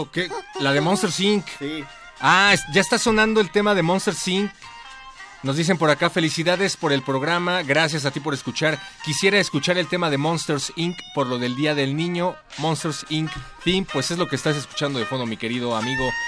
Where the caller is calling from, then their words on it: Gustavo A. Madero, Mexico City, Mexico; Tengo 28. Y ah, te hablo acá de la Gustavo Madero.